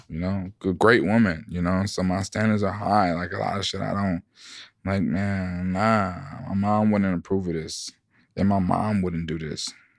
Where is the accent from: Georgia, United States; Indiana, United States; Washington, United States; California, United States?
Georgia, United States; Atlanta; I'm from Atlanta